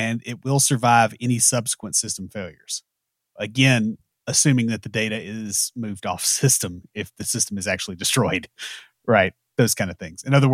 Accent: the South, United States; We're from the South, so we've got enough odd pronunciations

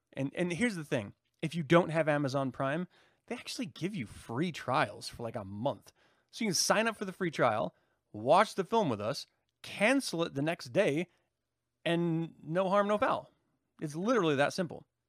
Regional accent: United States; as an American

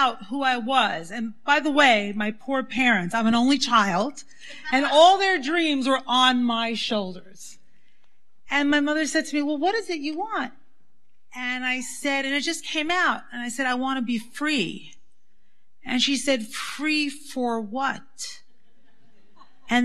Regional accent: New York City, New York, United States; I grew up in the Syrian Jewish community in Brooklyn

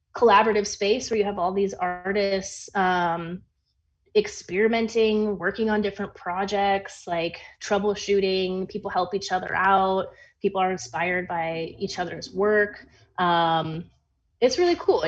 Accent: Minneapolis, Minnesota, United States; moved away as an adult; also born or lived in New York / Mexico; now in Chicago, United States; someone who grew up in Minneapolis

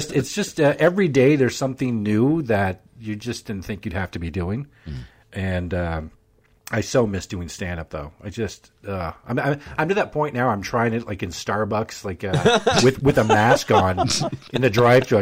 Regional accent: Canada; moved away as an adult; now in United States; I mean, I'm Canadian. I'll always be Canadian

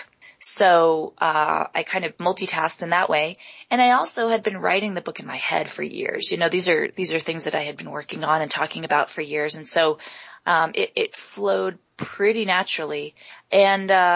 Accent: New York City, New York, United States; moved away as an adult; also born or lived in San Francisco / Boston; now in Salt Lake City, United States; I grew up in Manhattan

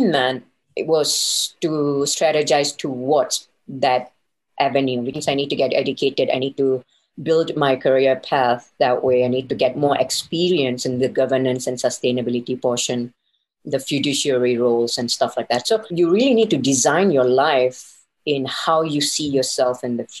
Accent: Singapore; moved away as an adult; also born or lived in Elko, Nevada; Coming from Asia, I'm from Singapore

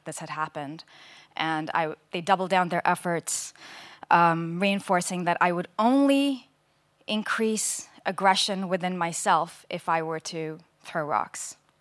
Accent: India; I grew up in India

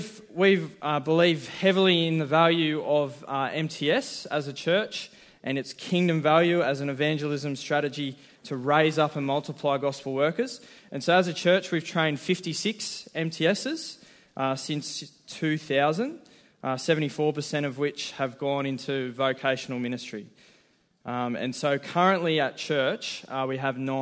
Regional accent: Central Coast, Wattanobbi, New South Wales, Australia; now in Newcastle, Australia; I grew up on the Central Coast in a little town called Watanobi

